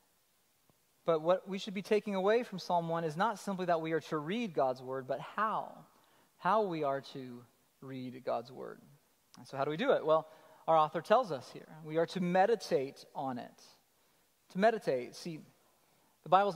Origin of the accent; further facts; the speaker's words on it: Colorado, United States; I'm from Colorado